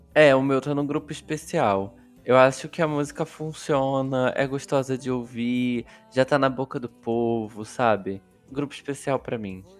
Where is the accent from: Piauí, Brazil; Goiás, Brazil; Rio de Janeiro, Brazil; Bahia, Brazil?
Rio de Janeiro, Brazil; moved away; da onde eu morava, da onde eu nasci.